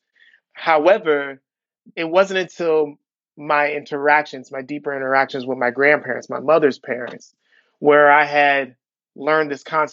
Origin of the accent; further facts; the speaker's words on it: Southern California, United States; now in Milwaukee, United States; I'm originally from Southern California, although I am currently in Milwaukee.